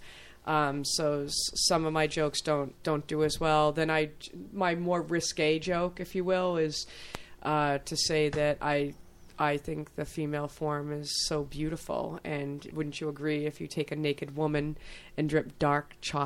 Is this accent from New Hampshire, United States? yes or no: yes; Hudson, New Hampshire, United States; growing up in Hudson with the nicest prejudiced father